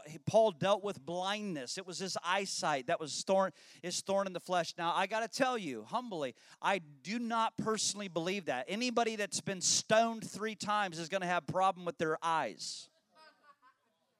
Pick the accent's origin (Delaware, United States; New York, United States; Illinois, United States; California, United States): Illinois, United States; I was raised in Illinois